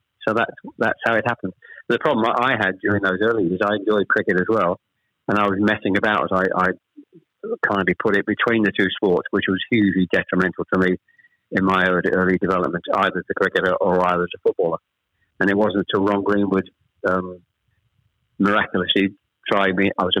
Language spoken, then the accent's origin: English; Chelmsford, East of England, United Kingdom; also born or lived in Ashton-under-Lyne; We actually moved south from Manchester. I was born in Ashton-under-Lyne. We actually moved south to Chelmsford when I was probably, I was the eldest of three, when I was probably about 7 or 8, into this particular street called Greenways.